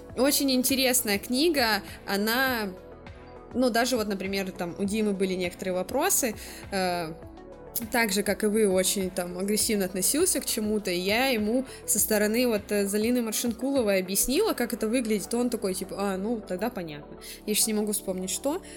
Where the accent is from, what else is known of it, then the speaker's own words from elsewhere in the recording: Blagoveshchensk, Amur Oblast, Russia; moved away as an adult; now in China; Мы живем в Благовещенске с молодым человеком